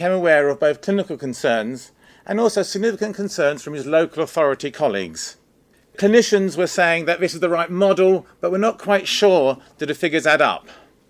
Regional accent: London, United Kingdom; I live in a very small world. I was born in Tooting. I went to school in Tooting. I work in Tooting. I live in Tooting. I take my holidays in Tooting. And I am going to die in Tooting.

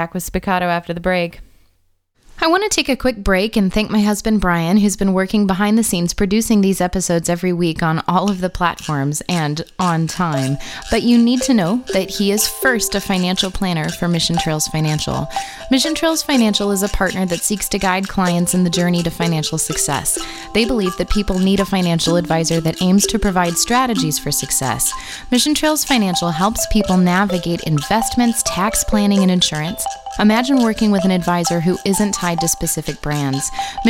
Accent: San Diego, California, United States

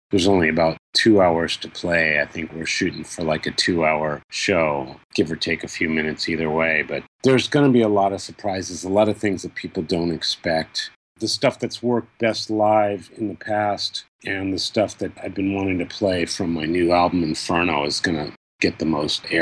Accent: Baltimore, Maryland, United States; And it's my home country, and especially Baltimore is my hometown.

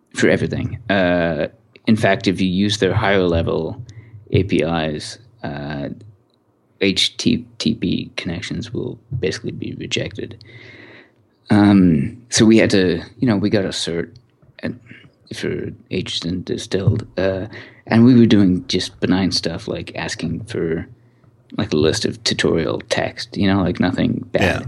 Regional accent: Canada; I'm Canadian

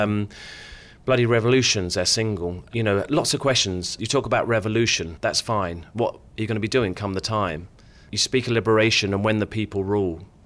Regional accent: Luton, East of England, United Kingdom; I grew up in Luton

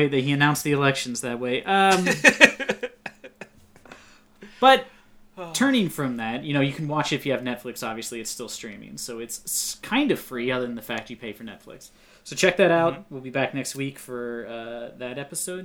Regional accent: Ohio, United States; my hometown, a not very large really? Town in Ohio

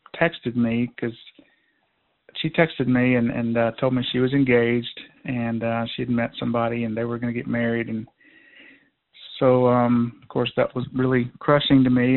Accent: Georgia, United States; moved away as an adult; now in North Idaho, United States; I was born and raised in Georgia

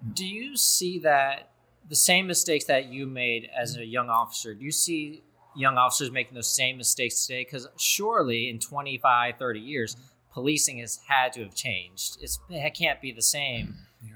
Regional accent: Cincinnati, Ohio, United States; I come from Cincinnati, a very liberal city

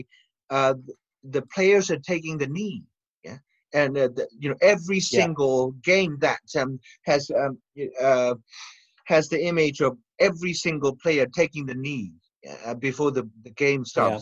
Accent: Mandalay, Mandalay Region, Myanmar; moved away; he visited my town in Mandalay

